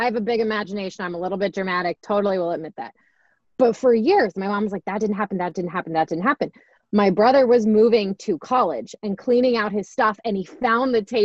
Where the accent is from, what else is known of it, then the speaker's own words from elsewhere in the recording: Florida, United States; I'm from Florida